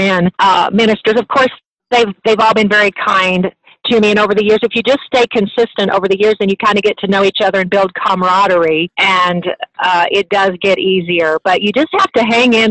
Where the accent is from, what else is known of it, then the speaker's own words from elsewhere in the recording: Liberty Hill, Texas, United States; I am from Liberty Hill, Texas